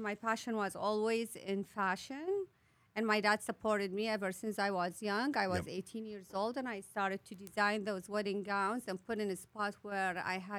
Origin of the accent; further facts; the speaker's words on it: Baghdad, Baghdad Governorate, Iraq; moved away as an adult; now in United States; was born and raised in Baghdad from Iraq, and when I made it to the U.S., I was 26 years old, I believe, in 1999.